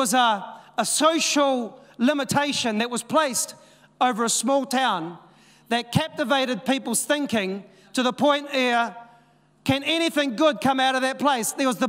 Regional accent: Dannevirke, Manawatū-Whanganui, New Zealand; We came from Dannevirke. And people are like, Dannevirke, where's that? Is that somewhere near Wellington?

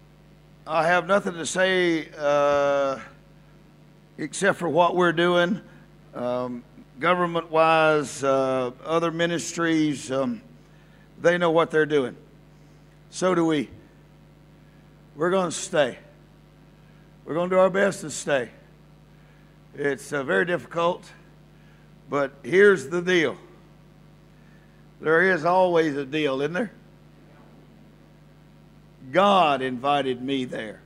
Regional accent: the South, United States; now in Mexico; I'm from the South

